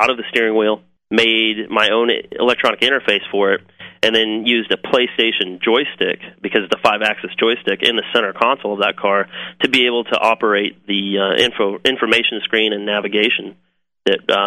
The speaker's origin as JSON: {"language": "English", "region": "Kansas", "country": "United States", "also_born_or_lived": "Manteno, Illinois", "moved": "yes", "said": "I'm from Kansas originally"}